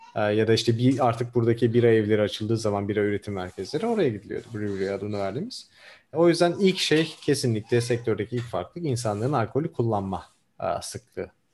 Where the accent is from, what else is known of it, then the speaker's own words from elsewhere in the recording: Diyarbakır, Diyarbakır Province, Turkey; also born or lived in Ankara, Turkey / Denmark; now in San Francisco, United States; ben biraz da Güney Diyarbakır doğumluyum. Orada büyüdüm.